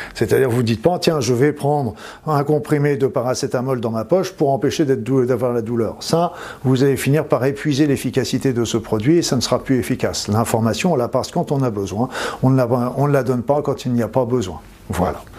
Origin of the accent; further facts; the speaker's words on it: Normandy, France; je suis normand